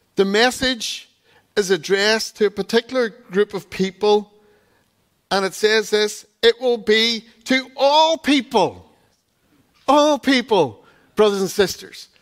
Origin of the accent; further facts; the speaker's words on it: Donegal, Ulster, Ireland; growing up in Donegal